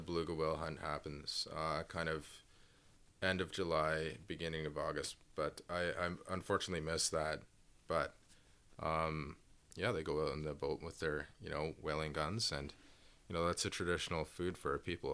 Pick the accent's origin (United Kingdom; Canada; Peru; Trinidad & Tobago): Canada; Toronto, Ontario; also born or lived in Inuvik, Northwest Territories; I moved south to Toronto, um, where I was raised with my dad